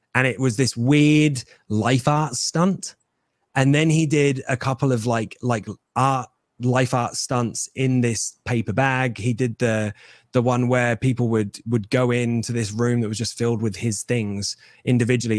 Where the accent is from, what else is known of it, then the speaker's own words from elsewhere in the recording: England, United Kingdom; your boy will be wrestling as an Englishman